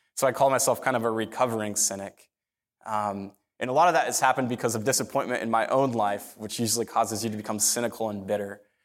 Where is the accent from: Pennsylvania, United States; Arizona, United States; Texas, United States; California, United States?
Arizona, United States; Phoenix; I grew up in North Phoenix. I'm a North Phoenix kid